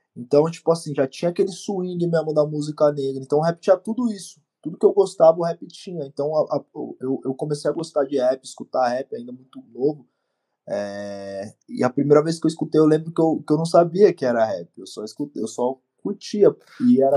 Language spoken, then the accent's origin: Portuguese; Osasco, São Paulo, Brazil; also born or lived in Bauru, São Paulo; Eu sou original de Osasco. Nasci em Osasco, morei uma parte da minha vida também no interior de São Paulo, numa cidade chamada Bauru